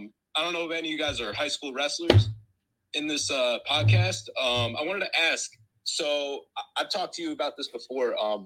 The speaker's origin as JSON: {"language": "English", "region": "New Jersey", "country": "United States", "said": "I'm from South Jersey."}